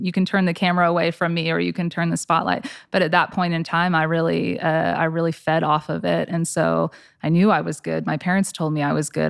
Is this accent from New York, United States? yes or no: no; Flower Mound, Texas, United States; I grew up in Flower Mound. I, born and raised